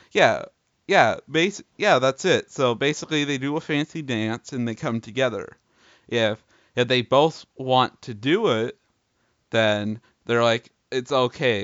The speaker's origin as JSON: {"language": "English", "country": "Canada", "said": "we're both Canadian boys."}